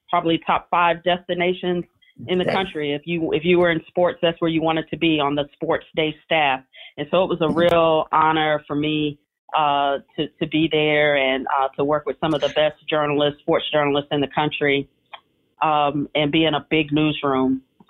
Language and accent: English; Sanford, Florida, United States; moved away as an adult; also born or lived in Tallahassee, Florida / Miami, Florida; now in Savannah, United States; So my hometown is Sanford, Florida. For a long time, we were known as the last stop on the Amtrak auto train. Hopefully, we've grown a little bit more since then. But Sanford, Florida, it's about 20 miles from Orlando.